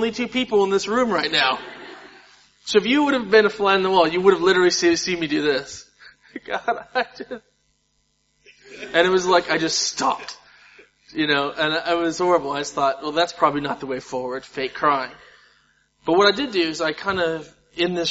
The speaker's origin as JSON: {"language": "English", "country": "United States", "said": "I'm American"}